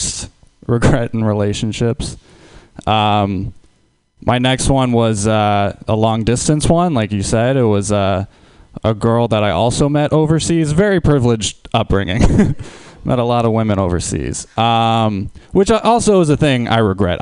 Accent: Huntington Beach, California, United States; I'm from Huntington Beach, California.

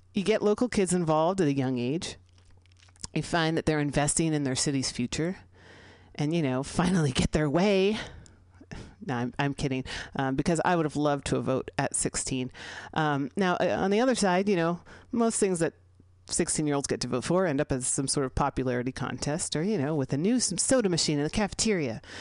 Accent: San Francisco, California, United States; here in San Francisco, California, my hometown

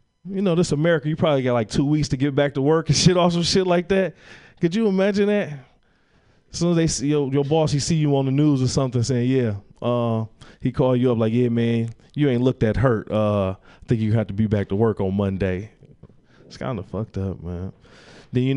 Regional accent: Detroit, Michigan, United States; moved away; I'm from Detroit

